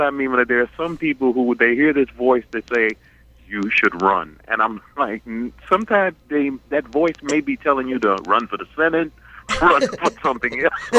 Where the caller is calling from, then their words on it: New York City, New York, United States; I'm calling from Queens, New York